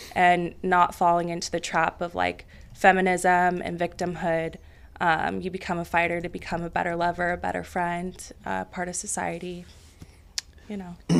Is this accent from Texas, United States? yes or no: no; Roseville, California, United States; from Northern California. Roseville. It's about thirty minutes north of Sacramento suburban area. Um, yeah, so I grew up there